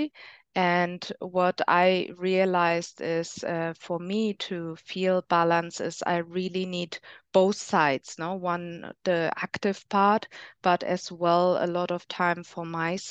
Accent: Germany; now in Spain; I'm from Germany, but I live in Spain

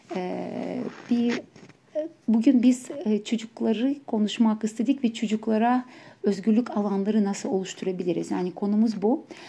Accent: Ukraine; Turkish is a second language; now in Turkey; ben Ukraynalıyım aksanla konuşacağım

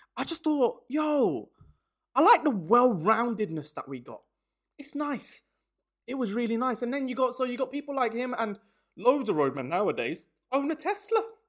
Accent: Birmingham, West Midlands, United Kingdom; moved away as an adult; now in London, United Kingdom; I'm in London, I'm from Birmingham

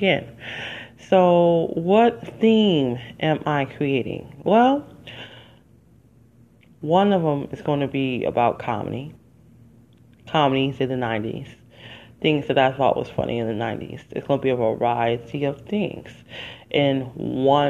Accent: Detroit, Michigan, United States; moved away as an adult; living and growing up in Detroit

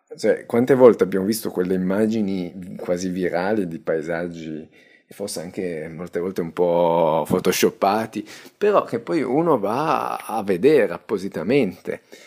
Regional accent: Italy; io tengo al mio paese

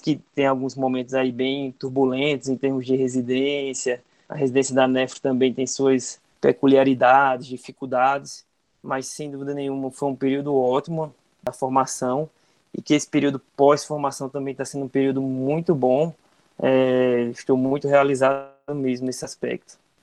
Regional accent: Campina Grande, Paraíba, Brazil; da minha cidade, de onde sou natural, né, Campina Grande

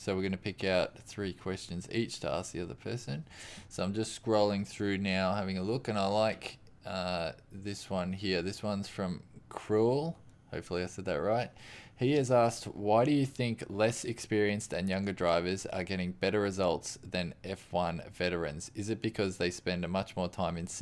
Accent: Australia; we're Australian

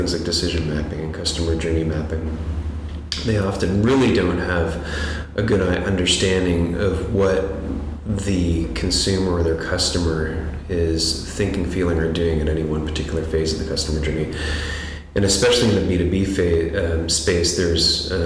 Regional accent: Toronto, Ontario, Canada; I'm from Toronto

